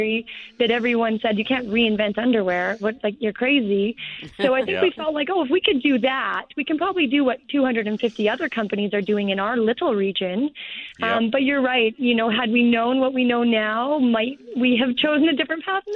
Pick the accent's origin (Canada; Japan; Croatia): Canada; Kelowna, British Columbia; also born or lived in Vancouver; My husband and I are both born and raised in Kelowna.